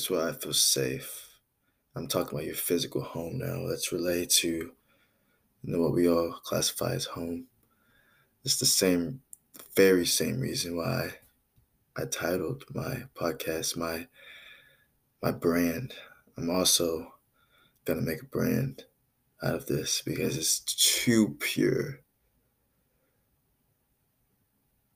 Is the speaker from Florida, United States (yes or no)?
no; New York City, New York, United States; I was born in Brooklyn, New York, United States of America in 1996